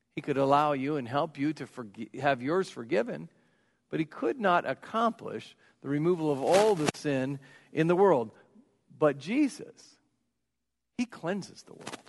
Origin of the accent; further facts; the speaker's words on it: United States; I grew up in South Marion